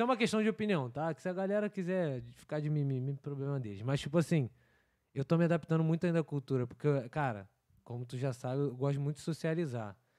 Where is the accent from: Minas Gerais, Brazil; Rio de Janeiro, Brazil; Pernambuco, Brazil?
Rio de Janeiro, Brazil; now in Vancouver, Canada; como bom carioca, cara, eu nunca fui acostumado ao frio.